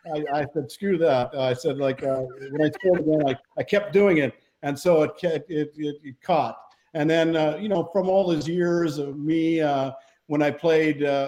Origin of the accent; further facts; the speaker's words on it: Canada; we're both Canadian